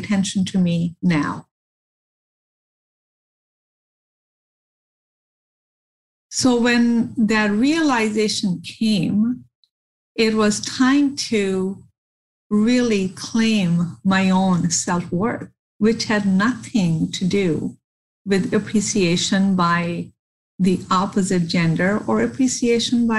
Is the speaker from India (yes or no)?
yes; India; growing up in India